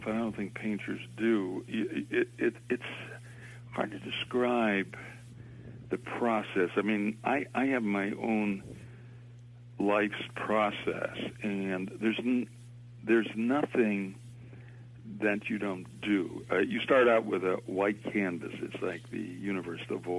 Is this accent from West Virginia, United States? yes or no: no; Boston, Massachusetts, United States; I was born in Boston